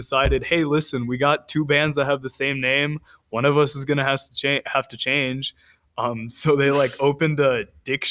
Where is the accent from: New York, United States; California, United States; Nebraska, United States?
California, United States; I am from California